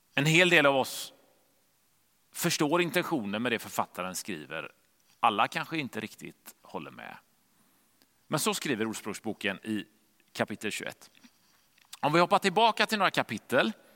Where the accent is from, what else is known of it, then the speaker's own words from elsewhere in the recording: Gothenburg, Västra Götaland, Sweden; hemma i Göteborg där vi bodde